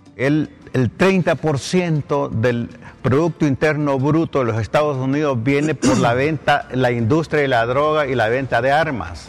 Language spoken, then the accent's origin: Spanish; Honduras